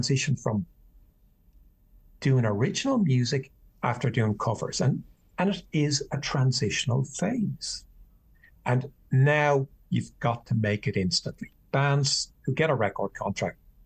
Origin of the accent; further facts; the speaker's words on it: Ireland; I grew up at a time where traditional Irish music